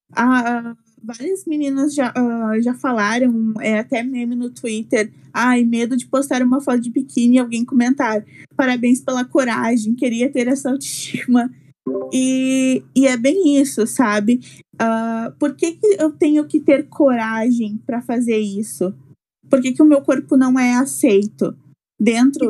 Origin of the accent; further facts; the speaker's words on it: Esteio, Rio Grande do Sul, Brazil; moved away as an adult; now in São Borja, Brazil; sou de Esteio, é uma cidade bem pequenininha que fica perto de Porto Alegre